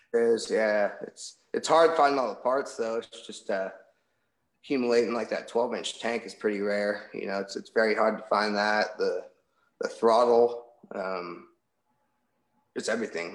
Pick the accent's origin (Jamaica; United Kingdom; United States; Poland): United States; Pacifica, California; now in Walnut Creek, United States; I was born and raised out in Pacifica